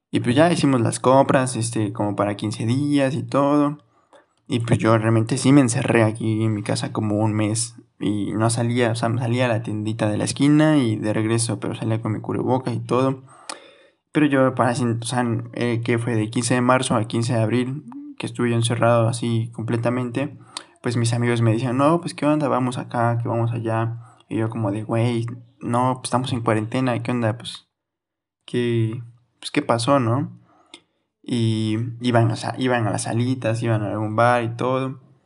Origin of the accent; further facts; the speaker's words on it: Orizaba, Veracruz, Mexico; aquí donde soy yo de Rizaba, Veracruz